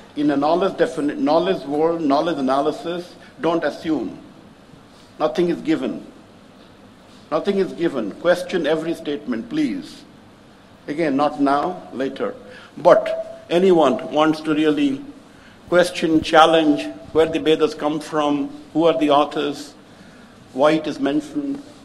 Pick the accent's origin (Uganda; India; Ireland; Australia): India; Puri, Odisha; I come from Puri in Puri, we have Jagannath